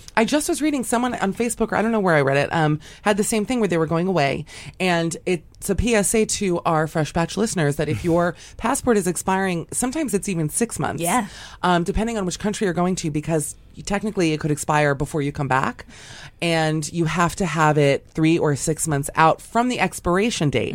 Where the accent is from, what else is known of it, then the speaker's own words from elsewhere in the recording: Miami, Florida, United States; I grew up in Miami